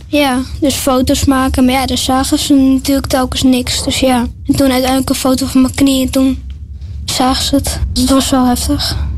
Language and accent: Dutch; Limmen, North Holland, Netherlands; ik kom uit Limmen en ik ben 11 jaar